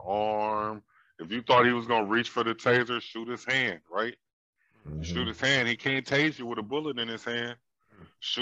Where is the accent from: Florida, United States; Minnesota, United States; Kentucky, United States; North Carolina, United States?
Minnesota, United States; St. Paul; I'm a lifelong resident of St. Paul